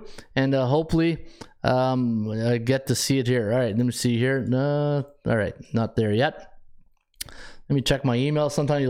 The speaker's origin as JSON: {"language": "English", "region": "Missouri", "country": "United States", "said": "Hey, I'm from Missouri, the show me state."}